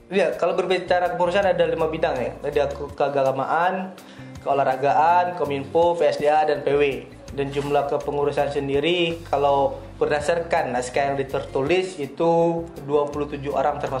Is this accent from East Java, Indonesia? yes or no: no; South Sumatra, Indonesia; asal kita dari Kabupaten Pasirawas pastinya kan.